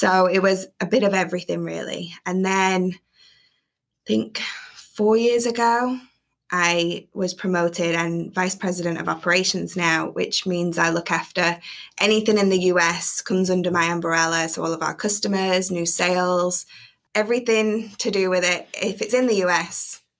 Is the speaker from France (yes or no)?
no; England, United Kingdom; So my husband and I, obviously, he's American, I'm English.